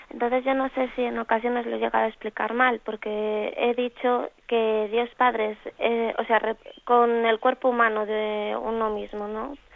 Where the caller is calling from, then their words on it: Valladolid, Castile and León, Spain; de Valladolid